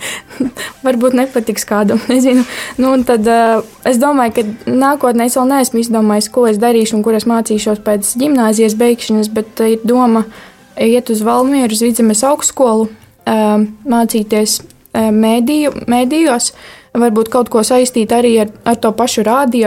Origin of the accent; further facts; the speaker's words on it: Barkava, Madona Municipality, Latvia; esmu no Barkavas.